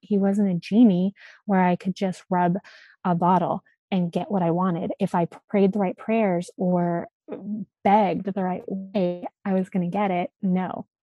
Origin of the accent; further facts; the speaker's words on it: Alberta, Canada; moved away as an adult; also born or lived in Virginia Beach; I grew up in Alberta, Canada, and um, we were right at the base of the mountains